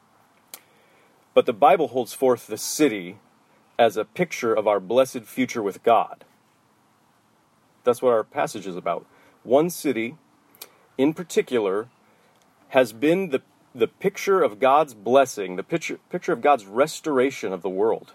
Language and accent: English; Portland, United States; I grew up in the Portland area, but mostly in the suburbs